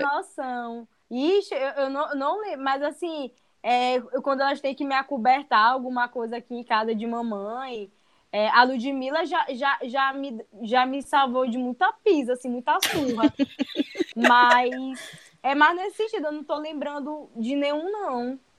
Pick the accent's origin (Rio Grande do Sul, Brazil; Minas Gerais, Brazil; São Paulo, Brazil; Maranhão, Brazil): Maranhão, Brazil; São Luís